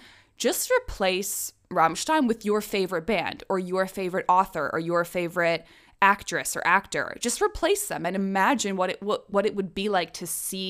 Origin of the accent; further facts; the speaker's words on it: Prague, Czechia; I was raised in the Czech Republic, which is a neighboring country to Germany. I lived there probably from when I was 2 years old to 18 years old. It is very much my home country. Prague is my hometown. My nationality is Czech.